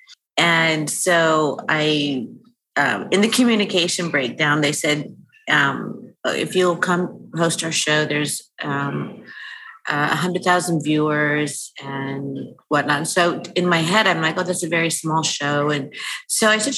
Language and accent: English; California, United States; I grew up here in California